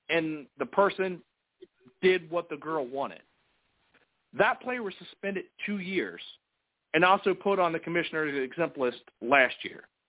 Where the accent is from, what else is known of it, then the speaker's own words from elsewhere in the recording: United States; us as American people